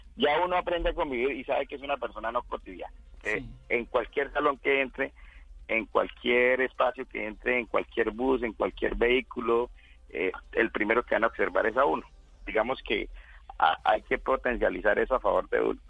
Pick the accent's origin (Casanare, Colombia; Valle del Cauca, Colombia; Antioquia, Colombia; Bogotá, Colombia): Casanare, Colombia; born or raised there; moved away